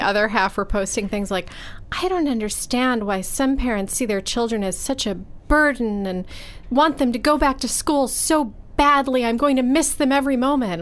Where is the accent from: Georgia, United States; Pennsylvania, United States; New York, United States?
New York, United States; Buffalo; I grew up in Buffalo